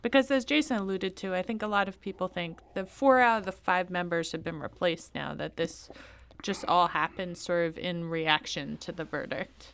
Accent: Louisiana, United States; I come from Louisiana

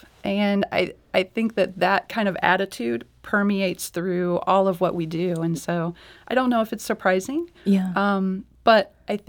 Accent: Illinois, United States; now in St. Louis, United States; So now St. Louis is home, but yeah. I'm originally from Illinois.

